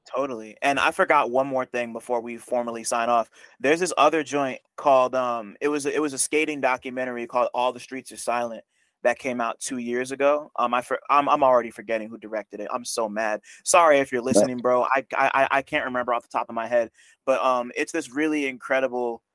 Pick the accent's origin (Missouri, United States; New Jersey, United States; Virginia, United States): New Jersey, United States; I'm from Jersey